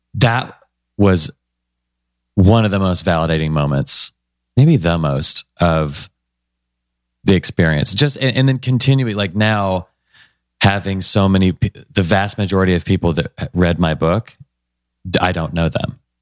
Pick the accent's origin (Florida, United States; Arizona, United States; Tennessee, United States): Tennessee, United States; Nashville; I grew up in Nashville, Tennessee, which is a great place